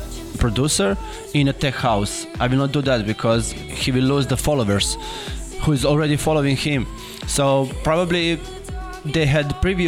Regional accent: Serbia; we are from Serbia

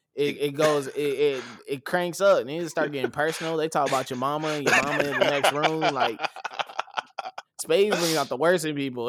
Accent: United States; being American

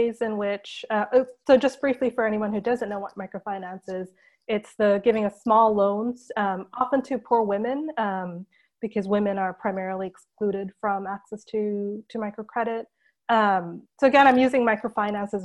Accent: Japan; also born or lived in India / United States; now in London, United Kingdom; I grew up in Japan, actually. So I was born in India, where I lived until I was three. Then my family moved to Japan. And I spent the rest of my childhood there

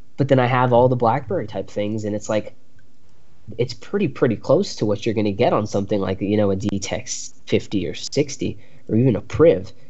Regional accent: United States; as an American

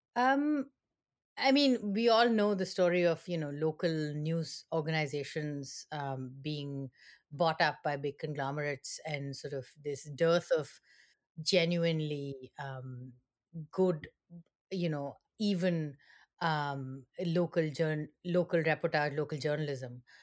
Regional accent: India; moved away as an adult; now in East Lansing, United States; I am originally from India

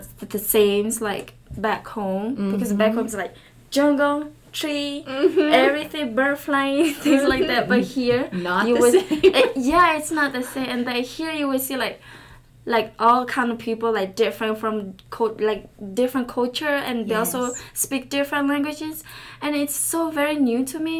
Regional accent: Thailand; first language Karen; English is a second language; now in United States; I'm from Thailand. I was born in Thailand, but my parents, they're from Burma. I've been in America about almost 10 years now

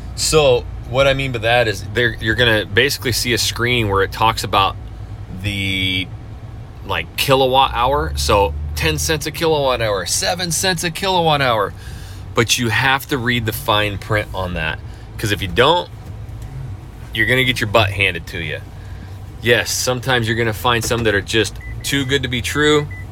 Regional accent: North Idaho, United States; now in Houston, United States; I, I, grew up in North Idaho, just south of the Canadian border, my whole life

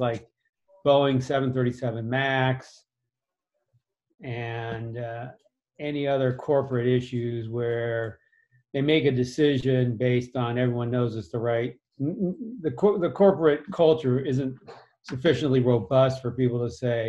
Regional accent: Massachusetts, United States; grew up in Massachusetts

